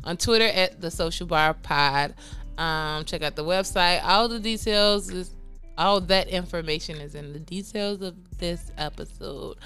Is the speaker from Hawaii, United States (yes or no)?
no; Chicago, Illinois, United States; I'm from Chicago